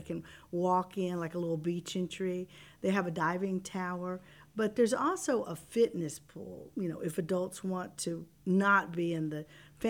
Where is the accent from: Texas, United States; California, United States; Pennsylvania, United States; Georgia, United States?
Texas, United States; The Woodlands; I'm actually from the Woodlands. {S0} Really? {S1} Yes, I grew up in the Woodlands area.